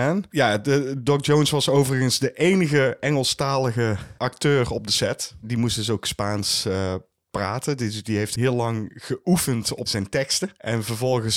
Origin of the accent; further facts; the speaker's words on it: Netherlands; wij als Nederlanders